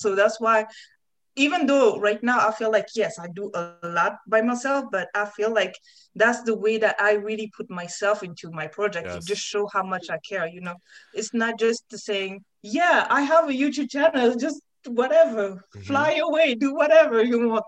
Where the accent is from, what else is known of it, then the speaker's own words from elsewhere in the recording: France; English is a second language; moved away; where I come from, especially growing up in France